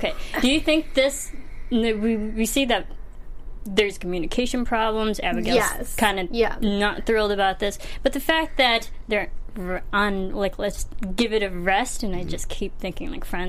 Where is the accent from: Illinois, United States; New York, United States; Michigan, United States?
Illinois, United States; Granville; I'm also from Granville, Illinois. Yes. Putting my hometown on the map. Very small town in Illinois.